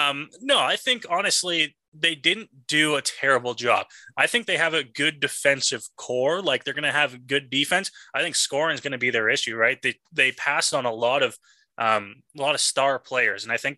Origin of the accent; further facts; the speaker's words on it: Ontario, Canada; we're all from Ontario.